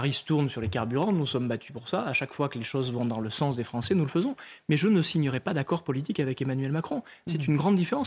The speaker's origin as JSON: {"language": "French", "area": "Lot", "region": "Occitania", "country": "France", "said": "Je viens du Lot. Dans cette terre, on sait respecter la mémoire et le deuil des familles"}